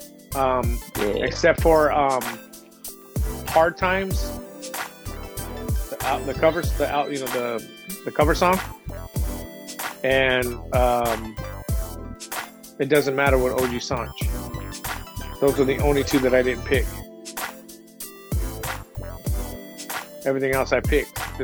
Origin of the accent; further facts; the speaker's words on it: San Diego, California, United States; growing up in the San Diego rap scene